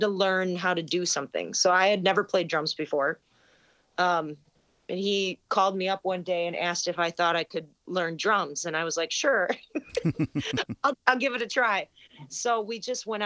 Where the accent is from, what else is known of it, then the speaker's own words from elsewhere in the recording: Wisconsin, United States; moved away as an adult; also born or lived in Illinois; We're both from Wisconsin